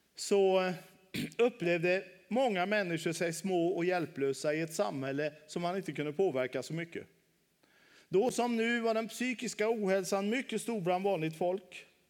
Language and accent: Swedish; Västra Götaland, Sweden; moved away as an adult; also born or lived in Halmstad; Nu bor jag ute på min hemö, Kjell Knippa i Göteborgs skärgård